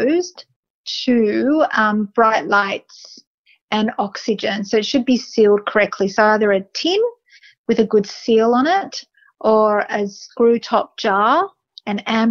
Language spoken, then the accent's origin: English; Australia; being Australian